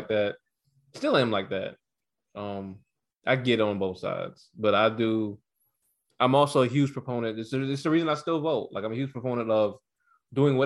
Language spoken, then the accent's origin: English; United States; I'm an American